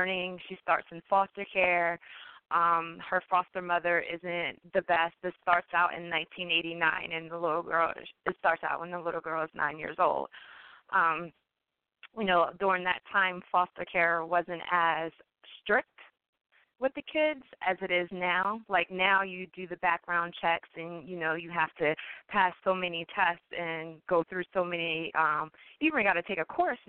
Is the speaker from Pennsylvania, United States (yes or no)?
yes; Philadelphia, Pennsylvania, United States; my hometown of Philadelphia